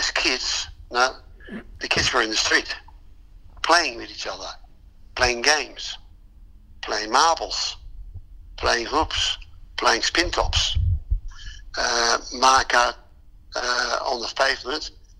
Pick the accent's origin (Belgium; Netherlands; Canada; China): Netherlands; moved away as an adult; now in Australia; Yes, I was born in Holland.